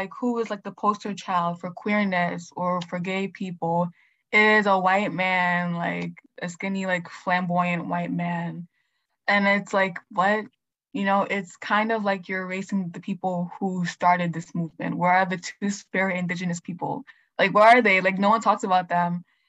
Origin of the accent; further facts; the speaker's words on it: Nigeria; I was also raised by, like, West African parents. Like, I'm Nigerian.